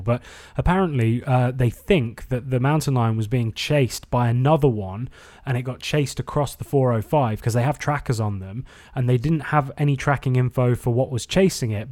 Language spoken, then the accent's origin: English; England, United Kingdom; also born or lived in Hermosa Beach, United States; now in United States; Growing up in England and going surfing in Newquay